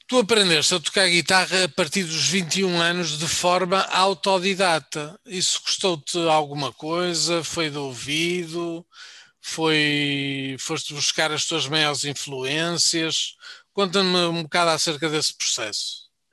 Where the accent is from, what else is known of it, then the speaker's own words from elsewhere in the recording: Braga, Norte, Portugal; eu sou de Braga